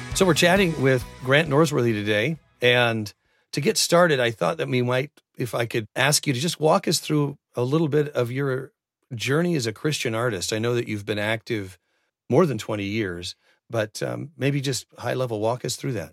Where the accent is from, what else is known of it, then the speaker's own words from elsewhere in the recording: Oregon, United States; I grew up here in Oregon